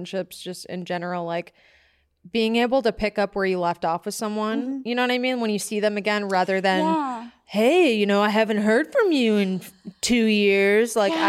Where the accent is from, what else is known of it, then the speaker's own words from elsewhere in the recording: Michigan, United States; moved away; That's how I feel about Michigan, because that's where I'm from.